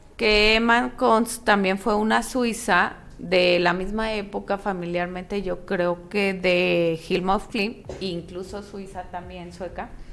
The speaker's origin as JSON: {"language": "Spanish", "country": "Mexico", "said": "soy mexicana"}